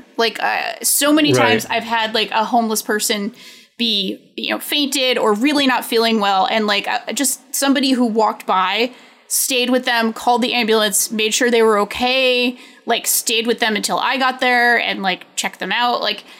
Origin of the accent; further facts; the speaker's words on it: New England, United States; I mean, I'm from New England.